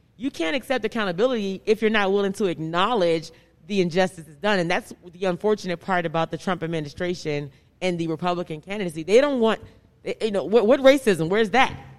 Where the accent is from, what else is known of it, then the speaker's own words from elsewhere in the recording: Washington, District of Columbia, United States; growing up in Southeast Washington